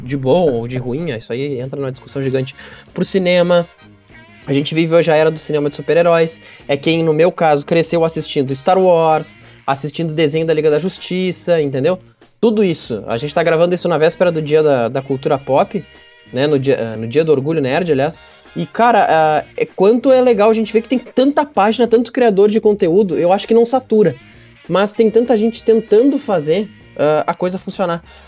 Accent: Caçapava do Sul, Rio Grande do Sul, Brazil; eu sou de natural de Caçapava do Sul, né? Interior do Rio Grande do Sul, perto de Santa Maria.

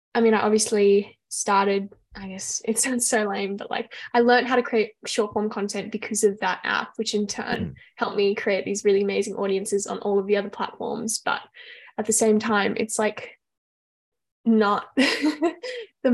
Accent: Australia; as an Australian

